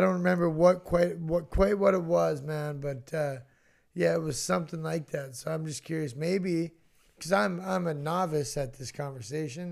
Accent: Roseau, Minnesota, United States; I grew up in Roseau

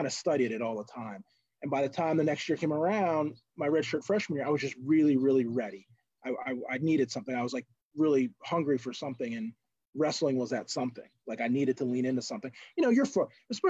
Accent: New Jersey, United States; moved away as an adult; now in Western Pennsylvania, United States; I grew up on the coast in South Jersey

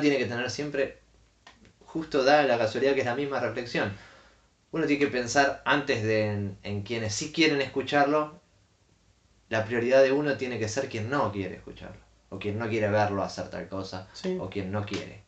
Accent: Argentina

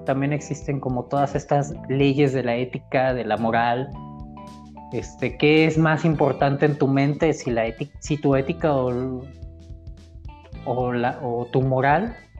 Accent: Morelia, Michoacán, Mexico; la ciudad donde nací, la ciudad donde crecí

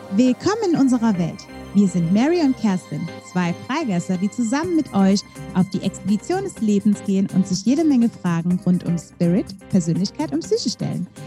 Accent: Belgium; moved away as an adult; now in Germany; Ich komme aus Belgien eigentlich

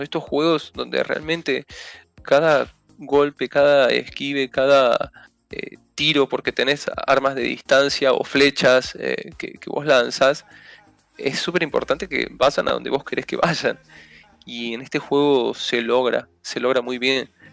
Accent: Argentina

